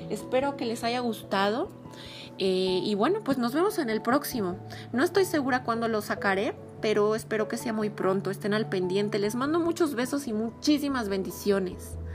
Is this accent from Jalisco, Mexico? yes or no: no; Mexico City, Mexico; vivo en la Ciudad de México. Y sí soy chilanga, pero mezclo a veces acentos